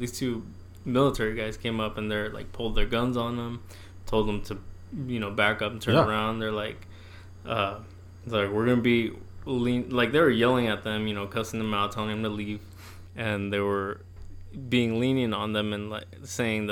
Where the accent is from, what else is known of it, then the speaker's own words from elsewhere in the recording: near Pendleton, Oregon, United States; moved away; That's like 20 minutes from my hometown, and I went back last weekend